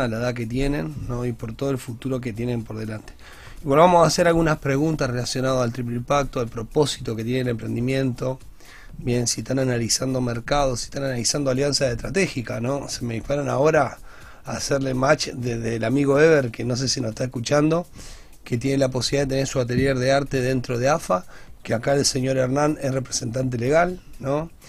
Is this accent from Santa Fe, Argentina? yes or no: yes; Grandoli and Esteban de Luca, Santa Fe, Argentina; yo me crié en Grandoli y Esteban de Luca, República Grandoli